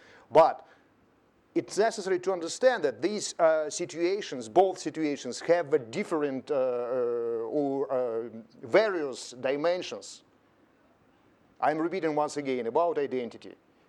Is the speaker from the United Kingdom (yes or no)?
no; Rostov-on-Don, Rostov Oblast, Russia; I'm from Rostov-on-Don. I was born there in 1972